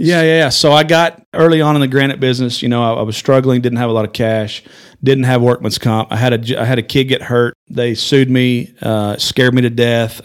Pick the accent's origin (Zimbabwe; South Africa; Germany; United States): United States; Amarillo, Texas; I was born in Amarillo, went to high school here, graduated high school